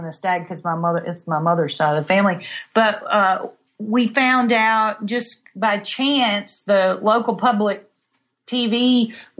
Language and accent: English; Frankfort, Kentucky, United States; growing up in Frankfurt, it seems like almost every morning, of course, that was a long time ago, I could smell the sour mash